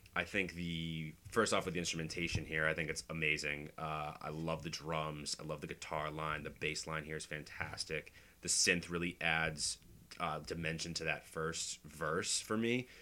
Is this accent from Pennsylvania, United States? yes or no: no; Boston, Massachusetts, United States; I'm from Boston. Um, grew up here.